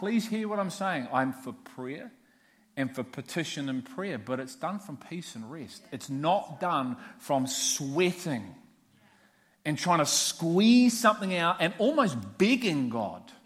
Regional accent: Liverpool, North West England, United Kingdom; I'm from Liverpool. it's in the blood.

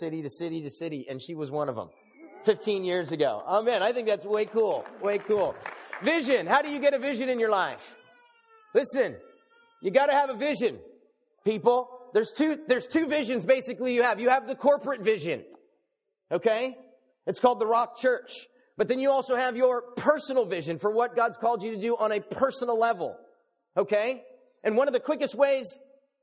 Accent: Los Angeles, California, United States; I grew up on the basketball courts with the blacks in Los Angeles, and then I grew up in a Hispanic neighborhood

